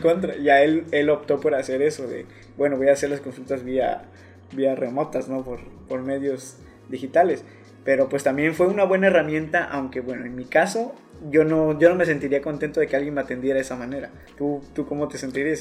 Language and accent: Spanish; Mexico; como mexicanos más que nada sabemos salir adelante